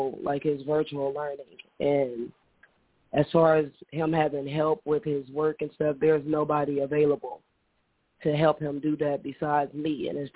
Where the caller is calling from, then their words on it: Illinois, United States; I'm calling from Illinois.